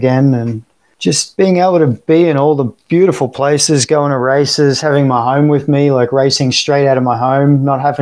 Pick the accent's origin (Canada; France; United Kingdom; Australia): Australia; Sunshine Coast, Queensland; also born or lived in Sydney / Florida; now in Tampa, United States; I'm obviously Australian by birth, born and raised in, born in Sydney and raised on the Sunshine Coast